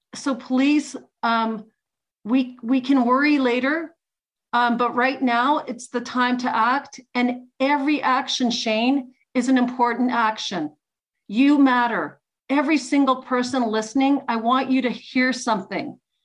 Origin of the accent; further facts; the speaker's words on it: Canada; also born or lived in Ukraine; I'm first generation Ukrainian. I'm Ukrainian Canadian. So, like, we were the first generation born in Canada.